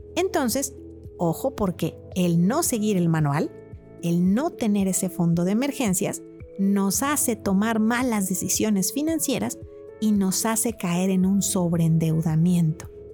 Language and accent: Spanish; Mexico; como mexicanos